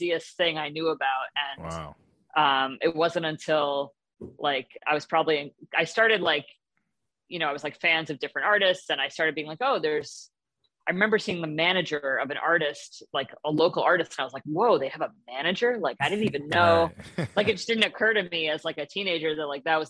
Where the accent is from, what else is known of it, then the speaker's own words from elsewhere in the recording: New York, United States; moved away as an adult; now in Los Angeles, United States; I grew up in New York and then lived in the city for a while